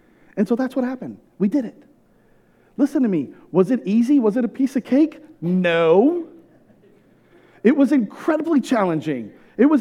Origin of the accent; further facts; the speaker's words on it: California, United States; moved away as an adult; also born or lived in Houston, Texas; I'm in my hometown. I'm surrounded by all my people, like, all my family, so many friends. I grew up in this town